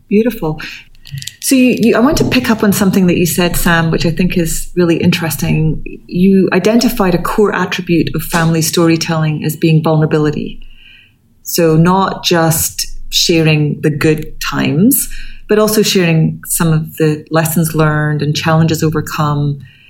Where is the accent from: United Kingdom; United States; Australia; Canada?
United Kingdom; Scotland; moved away; I come from Scotland. My family are all in Scotland